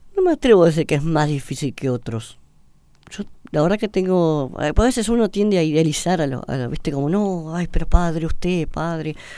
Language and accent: Spanish; Buenos Aires, Argentina; also born or lived in San Isidro; Nacimos en Belgrano, después eh, nos mudamos para el lado de San Isidro, pero yo hice mi vida acá en Buenos Aires